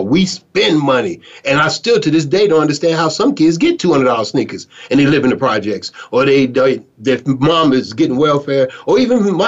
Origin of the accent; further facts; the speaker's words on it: Chicago, Illinois, United States; growing up in Chicago